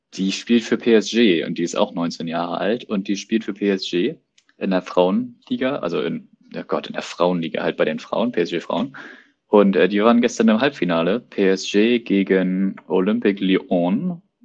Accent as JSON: {"language": "German", "country": "Germany", "said": "als Deutscher"}